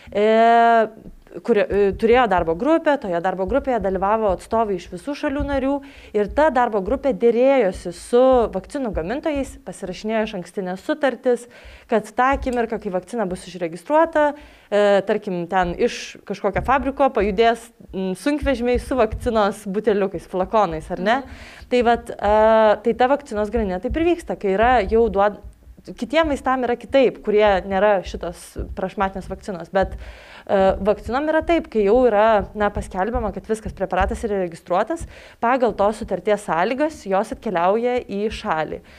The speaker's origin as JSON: {"language": "Lithuanian", "country": "Lithuania", "said": "mes lietuviai esam protingi žmonės."}